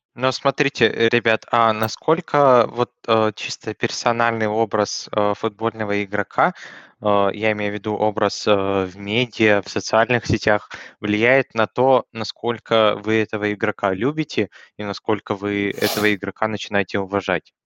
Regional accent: Russia; я э, родился в России

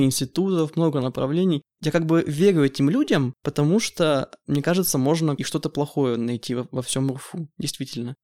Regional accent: Yekaterinburg, Sverdlovsk Oblast, Russia; решил остаться в родном городе.

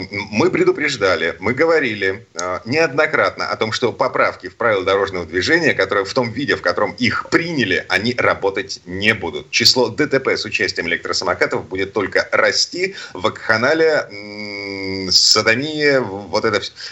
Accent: Saint Petersburg, Russia; из Петербурга.

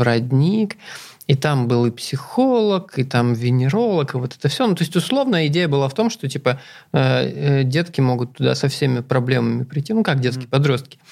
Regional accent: Zeya, Amur Oblast, Russia; moved away; я же вырос в Зее, это на тот момент там что-то в районе 30 тысяч человек жили

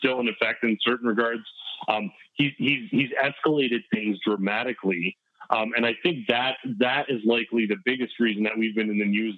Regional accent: Canada

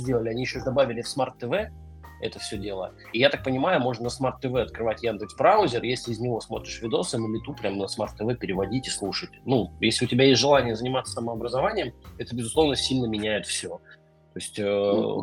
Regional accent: Omsk, Omsk Oblast, Russia; из Омска, моего родного города

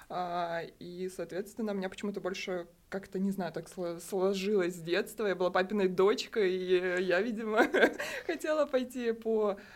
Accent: Crimea, Ukraine; Я училась э, в Крыму, я крымчанка, э, по образованию архитектор-проектировщик

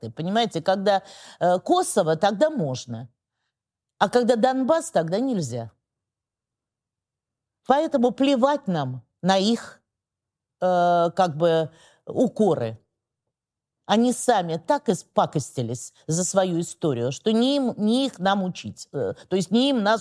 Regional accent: Ukraine; now in Russia; Я украинка. {S0} Ну, вы украинка, {S1} которая работает в {S0} Государственной Думе {S1} 22 года. да, и живу а всю жизнь в России.

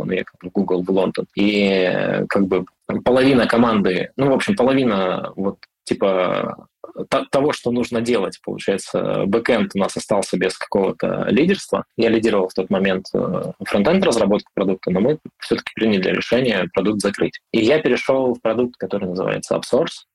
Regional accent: Irkutsk Oblast, Russia; moved away as an adult; also born or lived in Moscow; Я из Сибири, я родом из Иркутска, ну, из Иркутской области

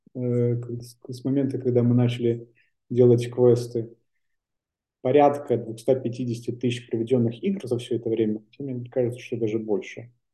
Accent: Belarus; moved away as an adult; also born or lived in Prague / Saint Petersburg; я вернулся обратно в Беларусь, откуда я родом

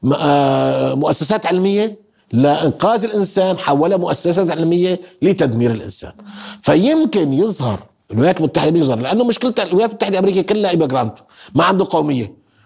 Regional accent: Syria; احنا سوريين

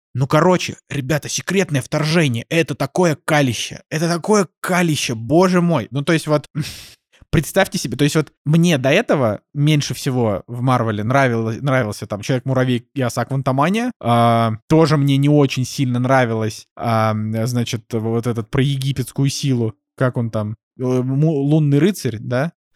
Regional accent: Russia; я на это смотрю не как обиженный россиянин

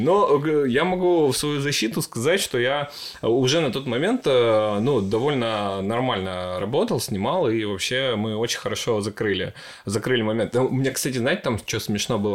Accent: Ukraine; now in Sochi, Russia; я родился в маленьком украинском городе

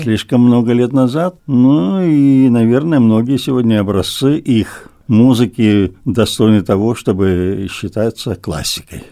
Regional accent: the Far East, Russian Far East, Russia; мы с Дальнего Востока

